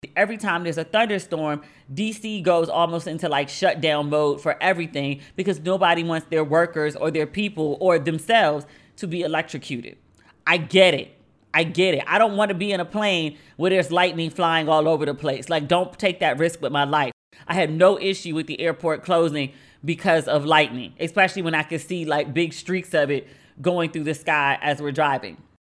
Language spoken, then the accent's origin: English; Maryland, United States; moved away as an adult; now in Accra, Ghana; I am from Maryland